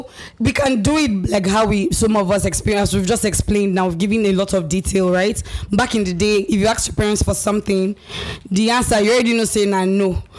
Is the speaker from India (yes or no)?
no; Nigeria; moved away; Growing up in Nigeria, I had a mindset because of the kind of minds that were around me.